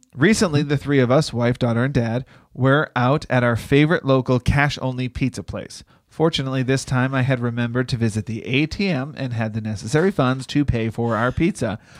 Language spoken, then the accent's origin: English; Boston, Massachusetts, United States; I'm from Boston